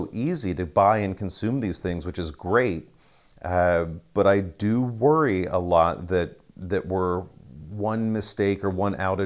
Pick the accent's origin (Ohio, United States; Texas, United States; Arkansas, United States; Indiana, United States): Ohio, United States; In Ohio